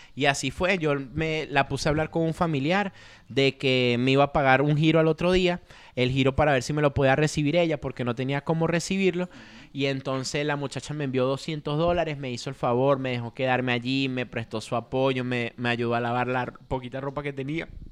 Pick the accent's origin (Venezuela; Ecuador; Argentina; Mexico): Venezuela; Caracas, Capital District; moved away as an adult; yo soy de Caracas, ¿de qué parte? La Avenida Victoria